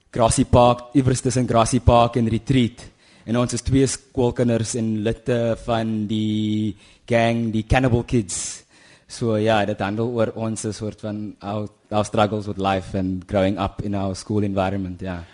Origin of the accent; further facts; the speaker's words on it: Kuils River, Western Cape, South Africa; also born or lived in Kraaifontein; my my ouers is van die Noord-Kaap, Kimberley en Hope Town se wêreld en ek het in Kuilsrivier groot geword